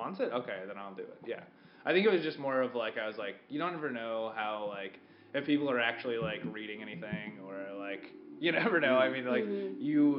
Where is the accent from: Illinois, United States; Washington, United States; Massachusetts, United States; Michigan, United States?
Illinois, United States; Newton; now in Chicago, United States; everyone in my hometown is, like, so supportive